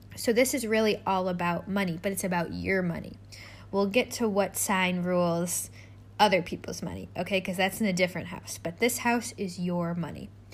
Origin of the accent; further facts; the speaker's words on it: United States; my home country, which is America. I'm American.